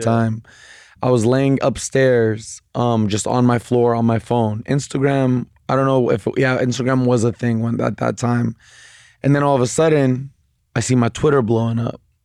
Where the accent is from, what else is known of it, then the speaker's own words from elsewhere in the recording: Bay Area, California, United States; I'm from the Bay Area